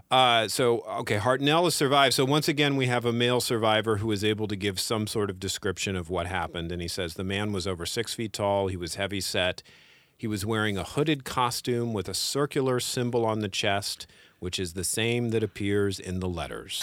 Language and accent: English; Northern California, United States; also born or lived in San Francisco; I grew up in Northern California